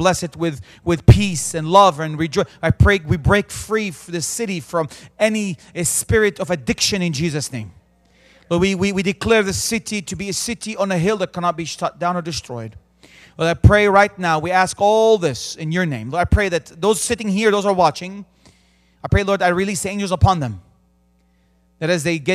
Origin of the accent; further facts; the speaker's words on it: Bethlehem, West Bank, Palestine; also born or lived in Jerusalem; I was born in Jerusalem. I grew up in the city of Bethlehem.